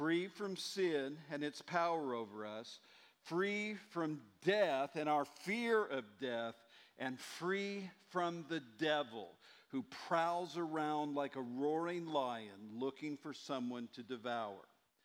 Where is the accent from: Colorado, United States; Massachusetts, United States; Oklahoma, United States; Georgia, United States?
Oklahoma, United States; Muskogee; moved away; my hometown of Muskogee, Oklahoma